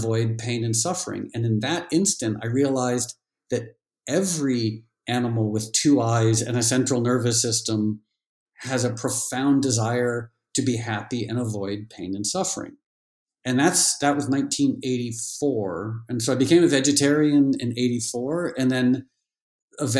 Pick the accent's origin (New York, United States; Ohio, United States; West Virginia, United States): New York, United States; New York City; also born or lived in Connecticut; when I was growing up in New York City and Connecticut